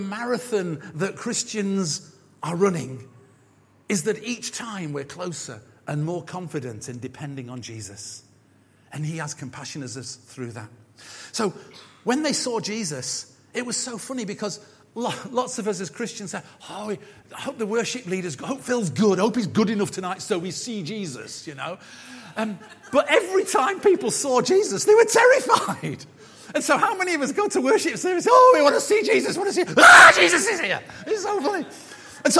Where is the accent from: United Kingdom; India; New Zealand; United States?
United Kingdom; being British